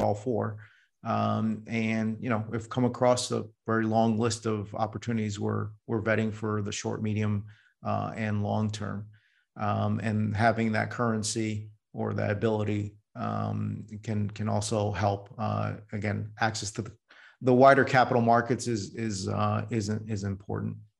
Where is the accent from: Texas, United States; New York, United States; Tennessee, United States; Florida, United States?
New York, United States; New York City; now in Silicon Valley, United States; I was born in New York City